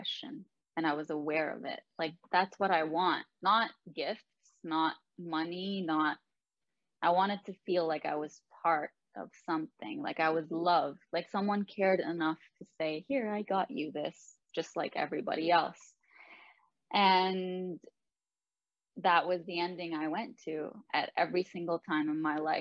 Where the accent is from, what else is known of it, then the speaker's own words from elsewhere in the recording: Lebanon; now in Canada; I am the only one in my family who was born and raised in Lebanon